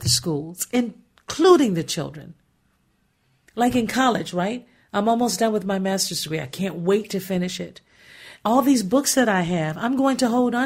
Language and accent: English; Gary, Indiana, United States; I was born and raised in Gary, Indiana.